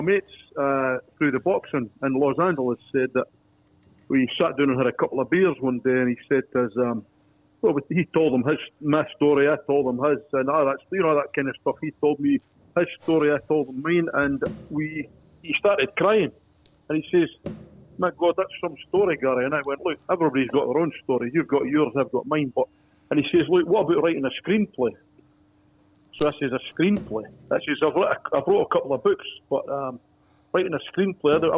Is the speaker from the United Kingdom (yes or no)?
yes; Dundee, Scotland, United Kingdom; now in Sydney, Australia; I'm from Dundee